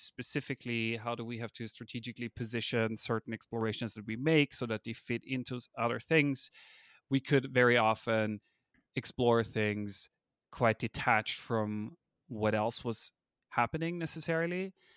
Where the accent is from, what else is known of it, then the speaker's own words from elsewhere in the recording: Austria; first language German; English is a second language; moved away as an adult; now in California, United States; I'm a native German speaker, I come from Austria, I moved to America